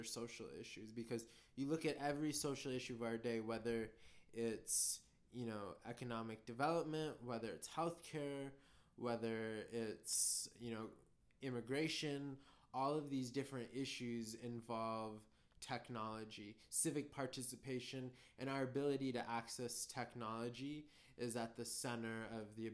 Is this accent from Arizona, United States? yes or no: no; San Francisco Bay Area, California, United States; also born or lived in India; I am from the San Francisco Bay Area. That's where I was born and raised.